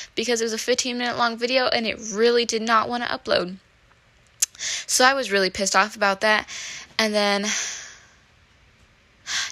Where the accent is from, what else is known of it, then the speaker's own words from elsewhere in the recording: Midwest, United States; growing up in the Midwest in a small place